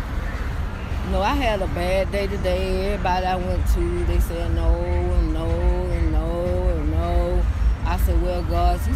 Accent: Reidsville, Georgia, United States; I was born in Reedville Prison. They had to sign Reedville Prison. That's where my mama had me at.

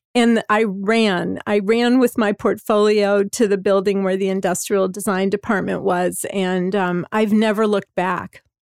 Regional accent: Hammond, Indiana, United States; I grew up in Hammond, Indiana, which is in the northwest corner of Indiana, right the south side of Chicago, a, a area called the region.

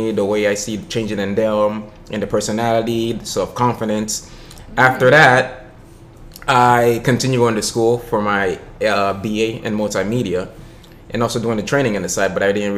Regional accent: Miami, Florida, United States; born and raised in Miami

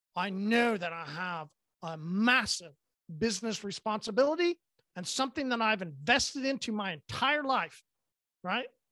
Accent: Oklahoma, United States; I'm from Oklahoma, I only go once a year

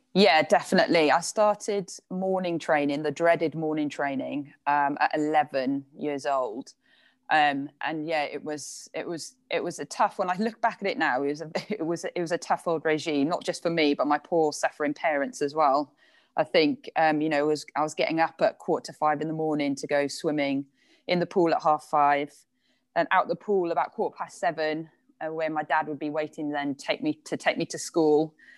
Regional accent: Ogmore-by-Sea, Wales, United Kingdom; moved away as an adult; also born or lived in Bridgend / Loughborough; now in London, United Kingdom; I lived most of the time in Ogmore by Sea, if anyone knows that. I was very lucky to be, to sort of live right by the sea and had a really lovely upbringing

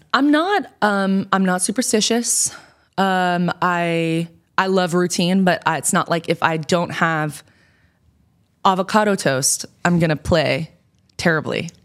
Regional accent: New York, United States; moved away as an adult; now in Portland, United States; I'm from New York

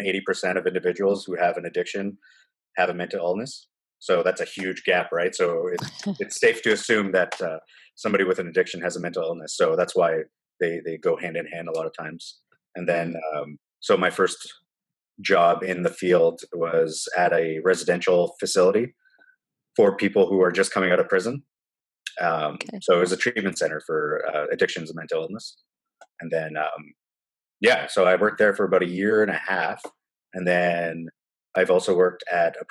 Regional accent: Timmins, Ontario, Canada; moved away as an adult; also born or lived in Guelph, Ontario; now in Kitchener, Canada; I currently live in Kitchener, Ontario, Canada. I grew up in Timmins, Ontario

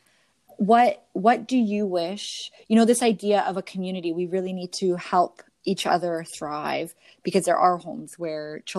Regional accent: Canada; I'm Canadian

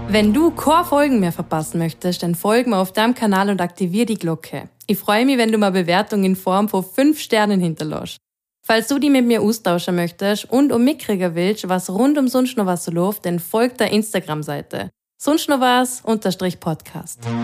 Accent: Austria; bei uns in Österreich

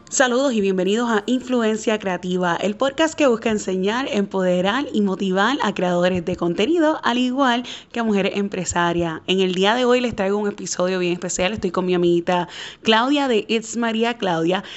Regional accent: Puerto Rico; yo soy puertorriqueña

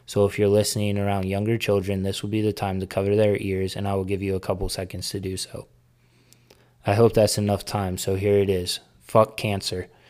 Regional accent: United States; being an American

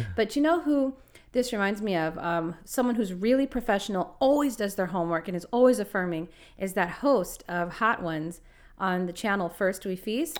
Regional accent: Los Angeles, California, United States; moved away; I'm from Los Angeles

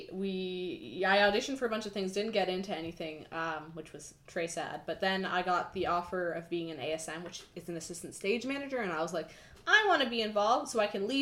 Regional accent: Oakville, Ontario, Canada; also born or lived in Kingston, Ontario; I'm from Oakville, Ontario

